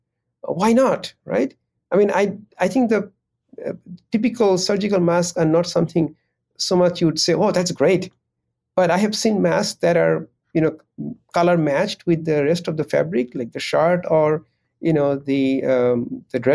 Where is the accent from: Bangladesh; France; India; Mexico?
Bangladesh; now in United States; I come from Bangladesh